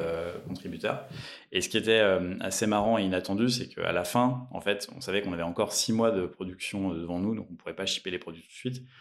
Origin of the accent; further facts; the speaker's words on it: Lyon, Auvergne-Rhône-Alpes, France; je suis né à Lyon